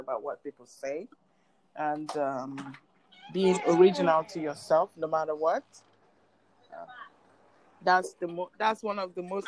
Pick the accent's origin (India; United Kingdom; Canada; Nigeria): Nigeria; moved away as an adult; now in United States; I'm Nigerian. Mm-hmm. I migrated to the U.S. In 2005